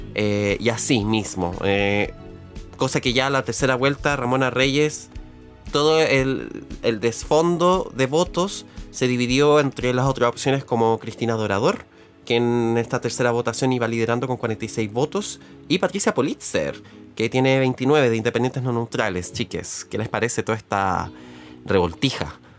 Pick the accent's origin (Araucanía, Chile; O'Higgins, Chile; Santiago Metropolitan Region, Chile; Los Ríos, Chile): Santiago Metropolitan Region, Chile; Santiago; yo siendo santiaguina toda mi vida